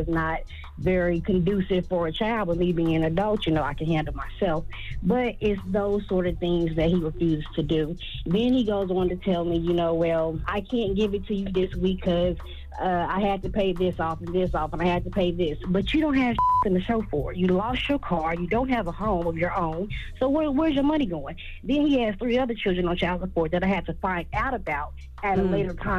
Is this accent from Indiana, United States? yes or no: yes; Indianapolis, Indiana, United States; I'm from Indianapolis.